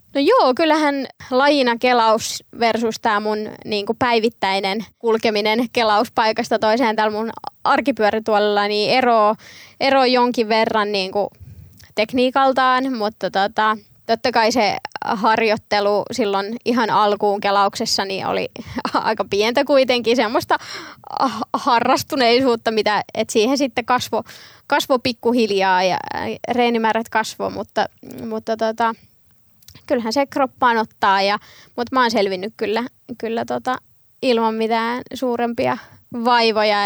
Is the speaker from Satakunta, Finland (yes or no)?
yes; Vampula, Satakunta, Finland; oon kasvanut Vampulassa, satakunnassa pienessä kylässä nykyään Huittisten kaupunkiin kuuluu